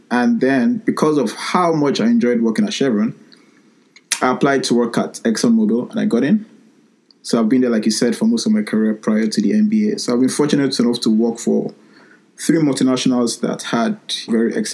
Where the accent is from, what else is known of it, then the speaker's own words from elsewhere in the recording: Nigeria; now in Sheffield, United Kingdom; So I studied electronic engineering um, here at the University of Sheffield here in the UK, and I'm from Nigeria.